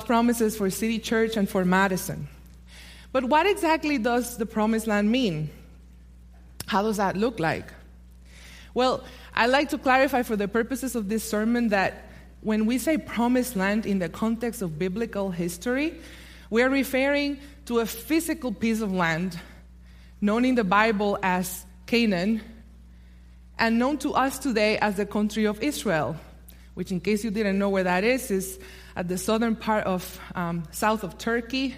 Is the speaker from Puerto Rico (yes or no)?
yes; Puerto Rico; moved away; in my native Puerto Rico